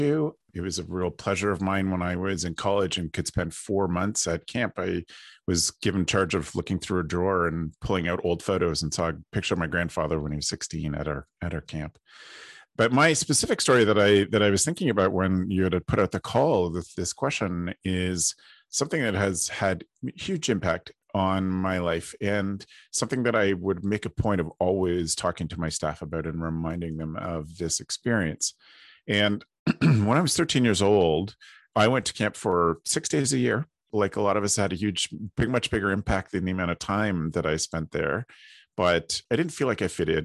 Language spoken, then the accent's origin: English; Ontario, Canada; I am based out of Ontario, Canada, and I grew up at camp here